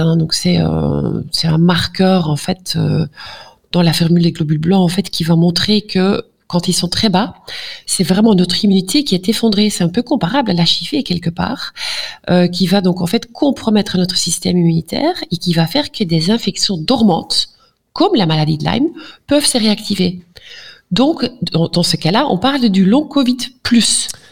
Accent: Flanders, Belgium; French is a second language; Pardon pour mon français, parfois je suis flamande

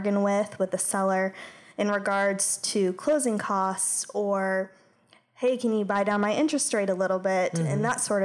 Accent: Atlanta, Georgia, United States; now in Savannah, United States; I'm from Atlanta originally, and my dad's a builder

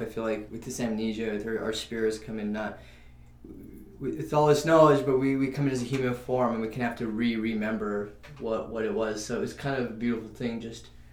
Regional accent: New Mexico, United States; now in Los Angeles, United States; I grew up in New Mexico

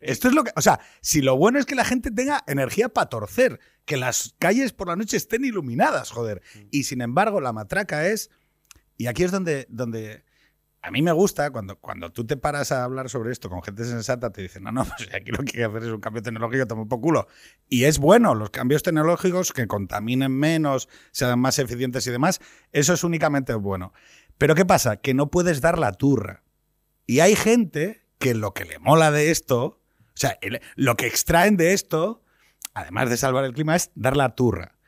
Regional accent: Asturias, Spain; yo soy de Asturias

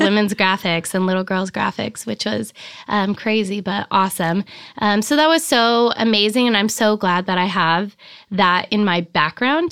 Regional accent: Sparks, Nevada, United States; moved away as an adult; also born or lived in Reno, Nevada / Florence, Italy / San Diego, California / Laguna Beach, California; now in Big Sur, United States; I grew up, um, in a little town called Sparks, Nevada

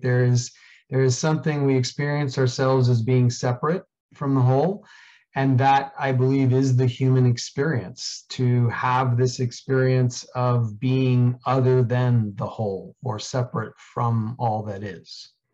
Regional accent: New York City, New York, United States; I grew up in Queens, New York

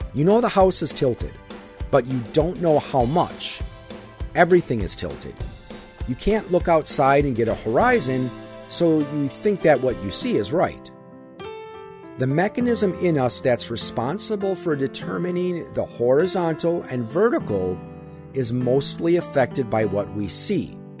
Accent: Wisconsin, United States; My home state of Wisconsin

